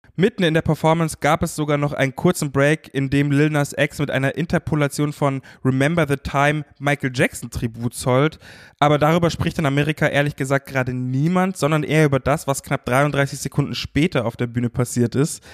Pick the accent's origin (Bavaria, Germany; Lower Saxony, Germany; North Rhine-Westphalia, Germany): Bavaria, Germany; Munich; ich als Münchner